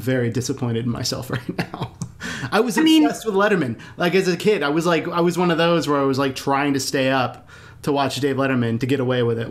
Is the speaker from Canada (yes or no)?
no; Houston, Texas, United States; also born or lived in Austin, Texas; now in Dripping Springs, United States; I grew up in Houston.